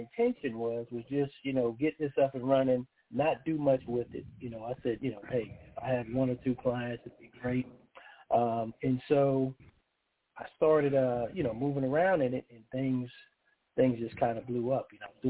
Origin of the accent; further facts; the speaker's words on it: Charleston, South Carolina, United States; also born or lived in Harlem, New York; I was born in Harlem, New York, and lived there until I was about 10. Then I moved to Charleston, South Carolina with my family, you know, went to college.